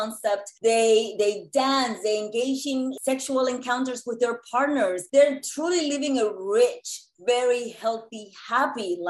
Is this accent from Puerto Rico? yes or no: yes; Puerto Rico; moved away as an adult; also born or lived in New York City; I grew up in Puerto Rico in what I believe now to be an idyllic childhood